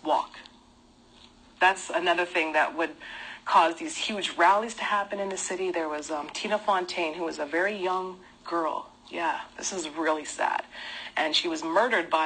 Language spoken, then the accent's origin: English; Winnipeg, Manitoba, Canada; growing up in Winnipeg, pretty much the hub of racism